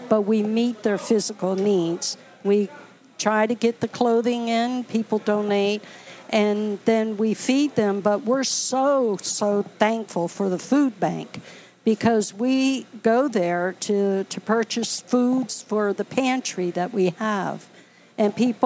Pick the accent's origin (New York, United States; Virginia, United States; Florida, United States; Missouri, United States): Virginia, United States; Norfolk; moved away as an adult; now in Baltimore, United States; I'm from Norfolk, Virginia